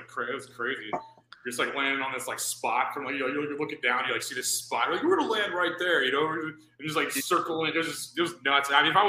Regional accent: Missouri, United States; I'm from Missouri.

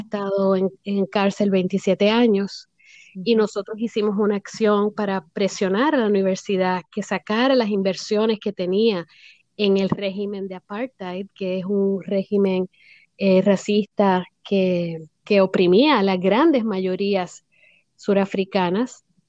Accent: Puerto Rico; also born or lived in United States / Washington area; now in Florida, United States; yo me crié en Puerto Rico, eh, nací en los Estados Unidos, pero me llevaron a la isla de muy bebé

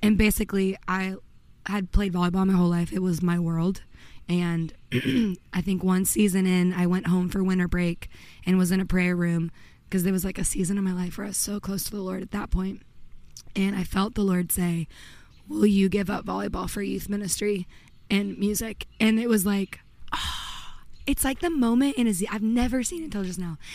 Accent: Redondo Beach, California, United States; moved away as an adult; also born or lived in Pennsylvania / Nashville; I grew up in Los Angeles suburbs in Redondo Beach, which was kind of like a sleepy surfer town

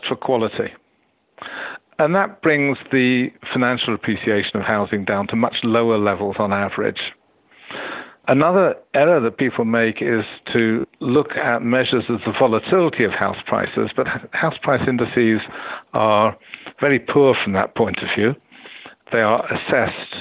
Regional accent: United Kingdom; as a Brit

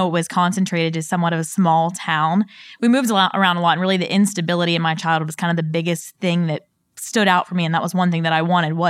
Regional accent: Pittsburgh, Pennsylvania, United States; Yeah, so I'm from Pittsburgh, Pennsylvania. Definitely never thought I would leave there. So that's kind of the first part of my story is, you know, all my family lives kind of in one small town in Pittsburgh.

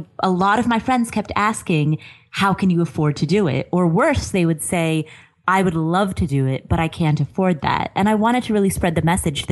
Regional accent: Cincinnati, Ohio, United States; moved away as an adult; also born or lived in Kathmandu, Nepal / Colorado / Atlanta; now in Las Vegas, United States; I grew up in Ohio, Cincinnati, Ohio

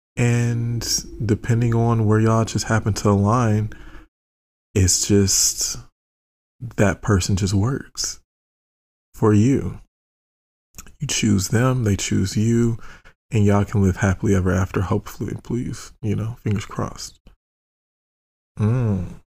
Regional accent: United States; I'm American

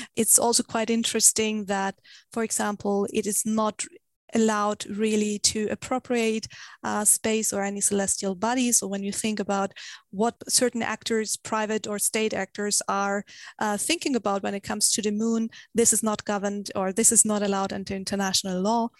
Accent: Germany; I come from Germany

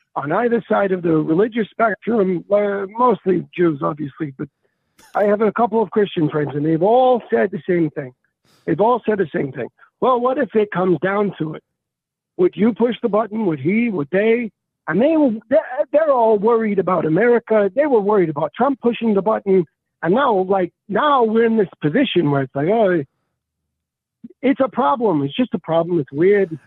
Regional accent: United States; I'm an American

